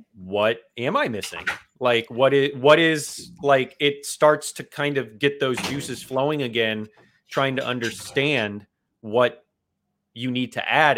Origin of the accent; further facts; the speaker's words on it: South Florida, United States; South Florida, it's there's the influences that are global down here, and when you're here your entire life, you pick up on everything